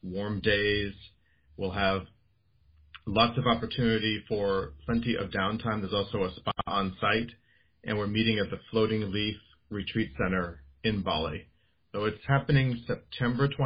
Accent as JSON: {"language": "English", "country": "United States", "said": "I'm American, living in the U.S. with a global view"}